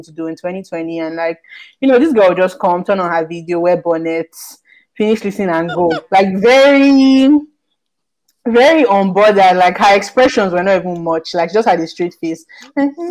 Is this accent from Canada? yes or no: no; Port Harcourt, Rivers State, Nigeria; I grew up in Port Harcourt as well